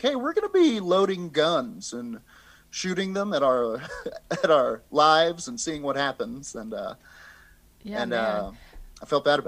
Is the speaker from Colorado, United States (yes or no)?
yes; Colorado, United States; People in my hometown would, freebase cocaine. They were smoking crack. Trailer park, crack.